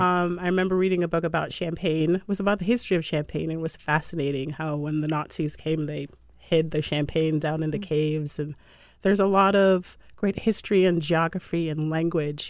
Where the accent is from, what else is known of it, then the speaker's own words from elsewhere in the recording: Jamaica; also born or lived in Puerto Rico / Boston; now in Washington D.C., United States; I was born in Jamaica. I'm, I'm Jamaican, and uh, my mom worked for the Jamaican embassy, and she opened an office in Puerto Rico, which is how we ended up in Puerto Rico. I left high school and went to Boston there.